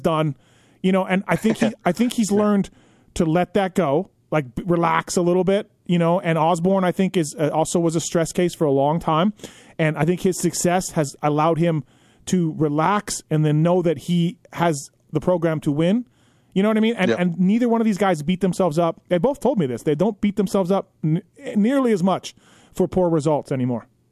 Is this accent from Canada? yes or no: yes; Canada; moved away as an adult; now in United States; I'm Canadian